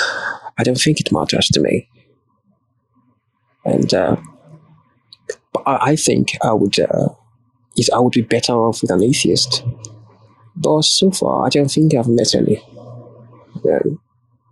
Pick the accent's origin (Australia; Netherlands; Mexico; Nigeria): Nigeria; I'm Nigerian